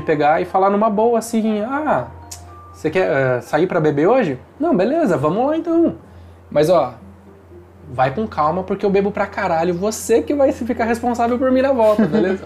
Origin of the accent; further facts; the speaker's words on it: Taubaté, São Paulo, Brazil; moved away; eu sou de Taubaté, na verdade, não é a capital